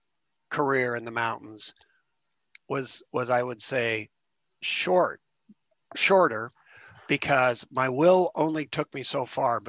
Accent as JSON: {"language": "English", "town": "Spokane", "region": "Washington", "country": "United States", "tie": "born or raised there", "said": "I was growing up in Spokane"}